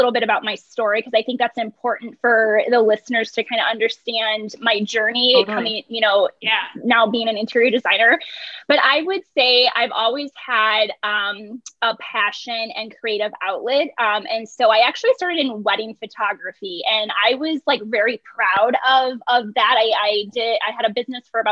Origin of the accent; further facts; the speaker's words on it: Big Lake, Minnesota, United States; Big Lake, Minnesota